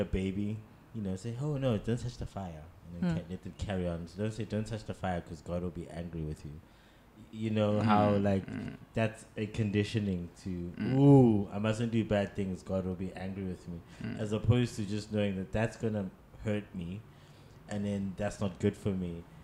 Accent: South Africa; conditioned as a South African black male

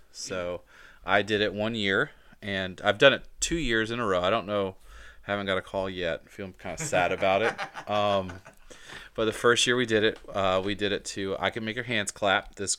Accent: Atlanta, Georgia, United States; The last thing, so we live in Virginia, but I'm from Georgia, specifically Atlanta. So my heart's in Atlanta.

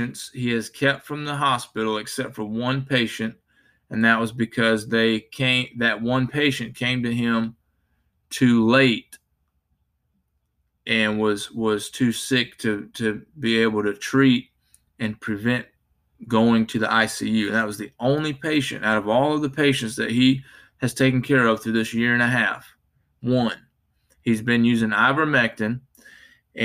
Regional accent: Spartanburg, South Carolina, United States; I'm from Spartanburg, South Carolina

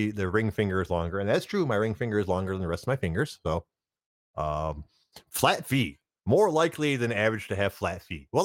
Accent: Germany; also born or lived in United Kingdom; And as as much as I'd like to be from the Caribbean, I'm I'm from Germany and and Britain.

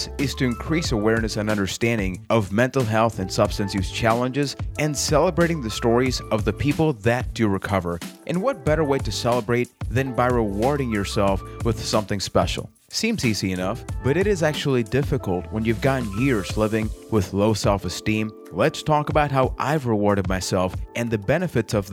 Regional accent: Puerto Rico; I am from Puerto Rico

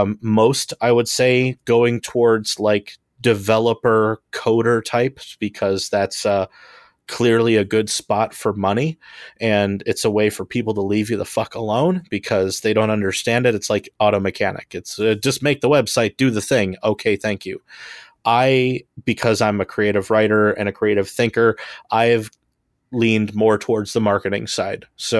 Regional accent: Homewood, Illinois, United States; I'm an artist and comedian. I am from Homewood, Illinois.

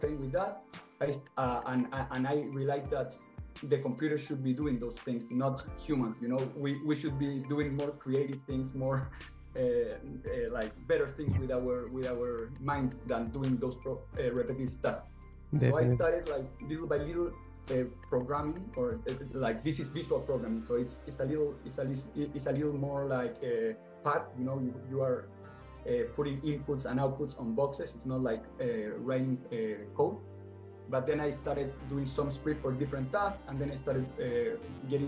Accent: Santiago, Santiago Metropolitan Region, Chile; moved away as an adult; now in Canada; I am from Chile, from Santiago

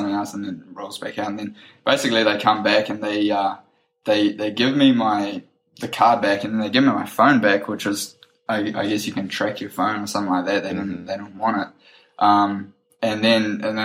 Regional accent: New Zealand; I'm like, New Zealand.

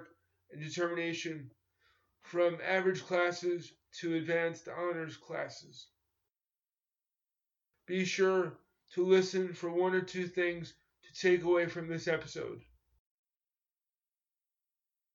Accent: New York, United States; I grew up in New York in competitive schools where I was mainstreamed in the 1970s and 1980s.

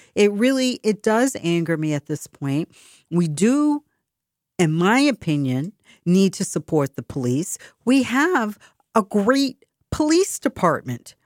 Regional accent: Boston, Massachusetts, United States; accent: Boston; this is my Boston accent. It's so funny because sometimes I speak, you don't hear a hint of a tra-, or trace of an accent.

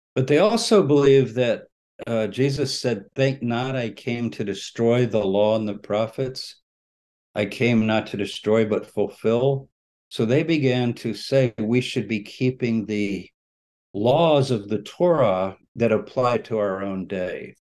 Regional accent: San Antonio, Texas, United States; moved away; I was born in Texas. I was uh, first few years of my life lived in San Antonio my parents are native Texans

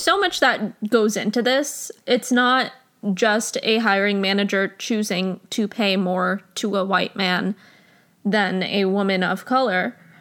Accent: New Jersey, United States; my home state of New Jersey

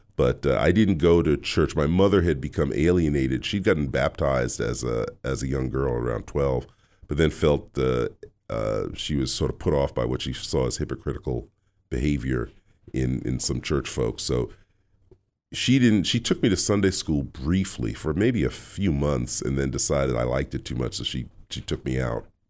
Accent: New York City, New York, United States; also born or lived in Louvain, Belgium; now in Boston, United States; Grew up in New York City in, uh, Queens

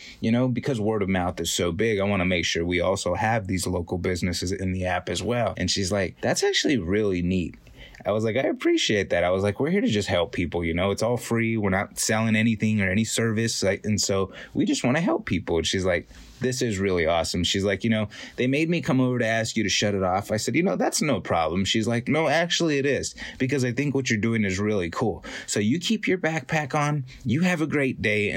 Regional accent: Fresno, California, United States; that's exactly where I live and where I was born and raised. That's my hometown.

